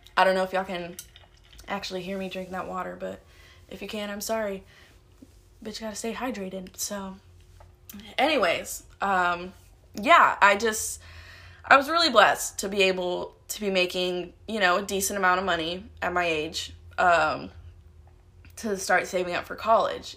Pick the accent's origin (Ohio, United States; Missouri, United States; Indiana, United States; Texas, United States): Texas, United States; Houston; moved away as an adult; now in Dallas, United States; I'm from Houston